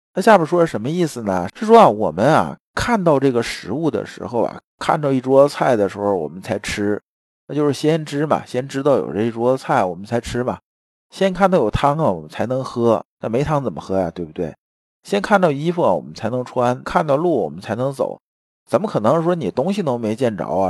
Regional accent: China; 我们中国人其实讲话一直也都这样子啊

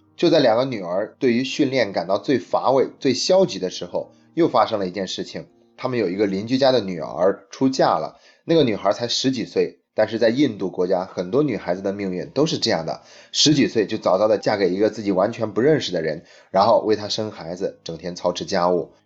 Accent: China; 我们中国人

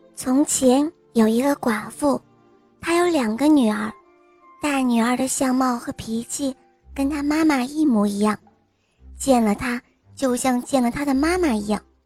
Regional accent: Shanghai, China; 今年我六岁了，我来自上海

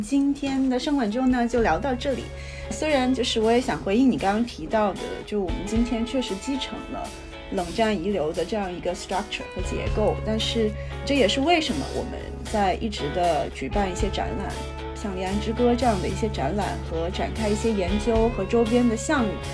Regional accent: southern China, China; 就是我作为一个南方人

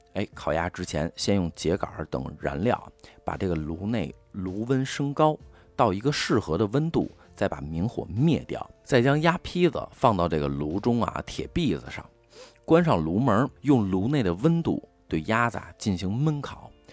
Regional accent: Beijing, China; 作为北京人的我呢

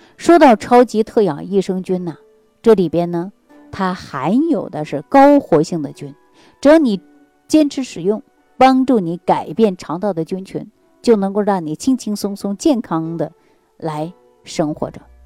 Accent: Northeast China, China; 咱们中国人啊，特别是我们东北人

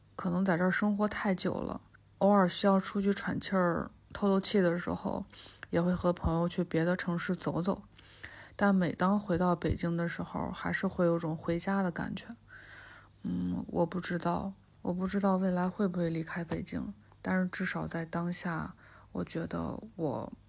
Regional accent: Anhui, China; moved away as an adult; now in Beijing, China; 今年算是我生活在北京的第十一年。嗯，我是安徽人，从小在安徽长大

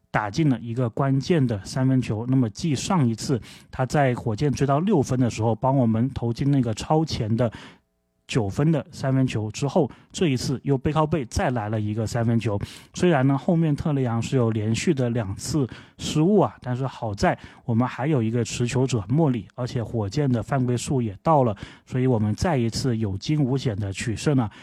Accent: China; 就是我们中国人脚上的功夫这么好

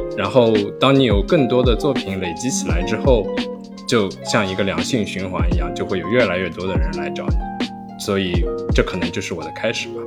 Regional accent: Shanghai, China; moved away as an adult; also born or lived in Germany / Ithaca, United States; now in New York, United States; 我是在上海长大，然后， 嗯， 我到了德国读本科。经过四年， 呃， 在德国的经历之后，我就来到了美国。 首先我是在美国的一个小乡村，伊萨卡。然后毕业之后，然后我就来到了纽约

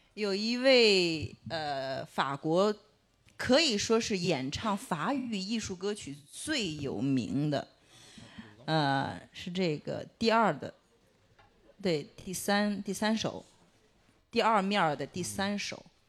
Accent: China; 我们中国人一代人的记忆

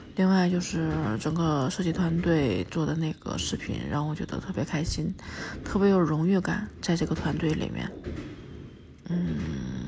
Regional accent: Northeast China, China; now in Beijing, China; 回到乡下上了坟，看了爷爷奶奶，然后看了以前的老房子，去北大桥看着下面的冰面，想起来小时候在那儿滑冰

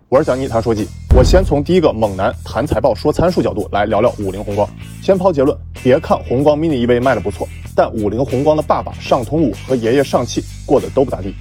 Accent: China; 我们中国人

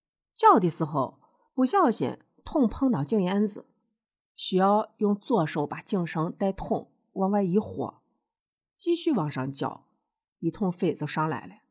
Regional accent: Shaanxi, China; accent: Shaanxi dialect; 我呢是陕西人，我用地地道道的陕西话。也就是秦腔，这是一千多年前唐朝的普通话。

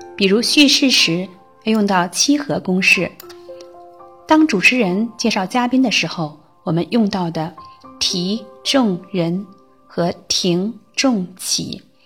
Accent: Shandong, China; 我来自山东，是名有着二十多年教龄的小学老师

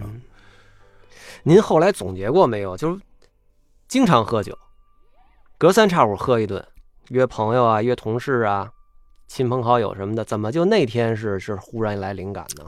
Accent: Beijing, China; 甭管现在我住哪儿，嗯。我住东四环、北四环，什么，嗯。什么，什么，什么朝阳，嗯。什么，我，我是北京人，嗯。就是我，我在那儿，为什么我是北京人？我老嗯。老北京人，因为我们家外面有一个房子

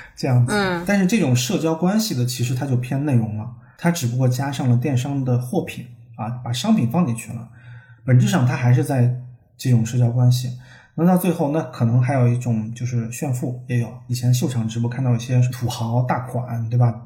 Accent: China; 我们中国人

